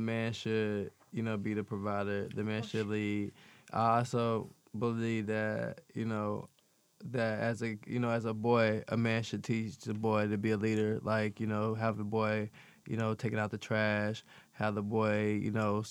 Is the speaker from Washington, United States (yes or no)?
no; Arkansas, United States; now in Las Vegas, United States; I was born and raised in Arkansas. I've been living in Vegas for a while, though.